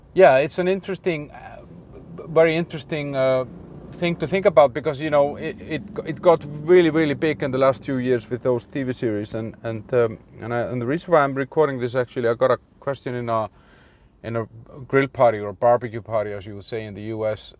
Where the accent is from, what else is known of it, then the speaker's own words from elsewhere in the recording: Iceland; I'm from Iceland